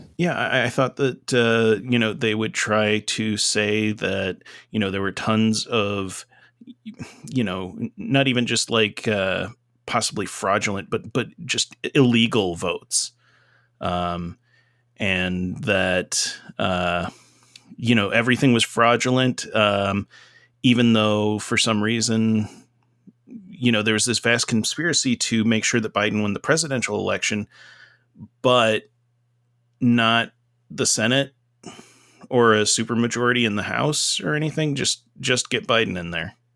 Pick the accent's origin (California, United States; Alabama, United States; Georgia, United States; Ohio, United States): Georgia, United States; Dublin; now in Rochester, United States; I'm from Lawrence County, Dublin, Georgia